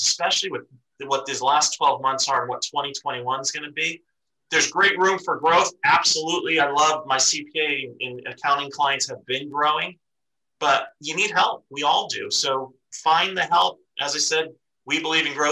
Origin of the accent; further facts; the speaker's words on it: East Coast, United States; moved away; I grew up on the East Coast